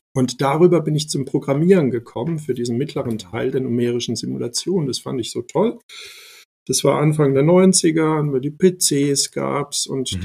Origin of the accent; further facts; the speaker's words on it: Ludwigshafen, Rhineland-Palatinate, Germany; German is a second language; also born or lived in former Yugoslavia / Mannheim / Heidelberg; ich bin in Ludwigshafen aufgewachsen, mhm. bin dann in Mannheim zur Schule gegangen